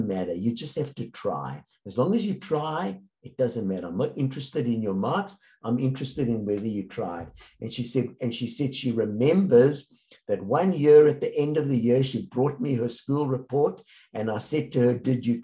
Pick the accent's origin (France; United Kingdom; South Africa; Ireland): South Africa; I grew up in South Africa